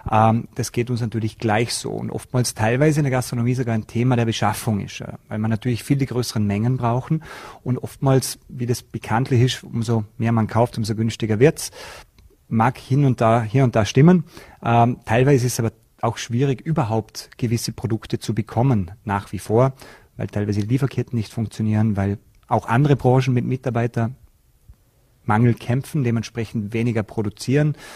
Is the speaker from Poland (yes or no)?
no; Austria; da bei uns in Österreich der Warenkorb für die Inflation auch gastronomieanteilig höher ist als in manchen anderen Ländern.